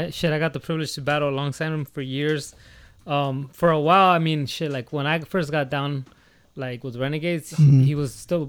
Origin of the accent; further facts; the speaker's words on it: Sonoma County, California, United States; I didn't grow up in the city. I grew up north of the Golden Gate in Sonoma County.